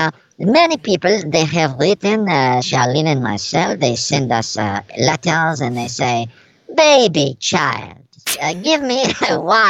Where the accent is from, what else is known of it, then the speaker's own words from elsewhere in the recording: Paris, Île-de-France, France; Yes, this is true. I'm from Paris.